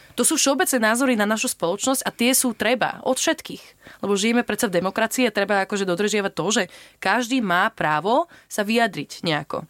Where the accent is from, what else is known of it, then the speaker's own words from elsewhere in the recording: Slovakia; moved away as an adult; now in Madeira, Portugal; mali sme rodičov z iných krajín, ale vyrastali sme na Slovensko